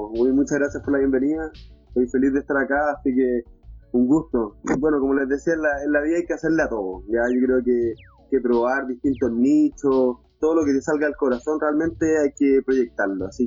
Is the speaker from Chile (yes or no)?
yes; Los Ángeles, Biobío, Chile; also born or lived in Santiago; Y soy, de, soy oriundo de Los Ángeles, ya, eh, de la ciudad de Los Ángeles, de esta región.